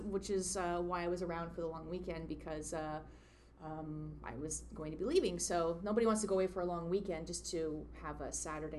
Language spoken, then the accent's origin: English; Saskatchewan, Canada; now in Toronto, Canada; I did not grow up there. I grew up in Saskatchewan, which is kind of complicated.